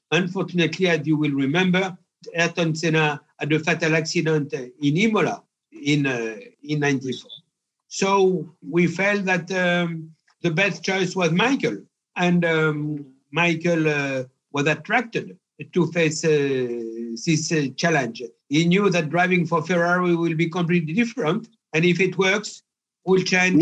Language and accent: English; Pierrefort, Auvergne-Rhône-Alpes, France; I was born in Pierrefort, a little village in uh, Cantal, in the center of France.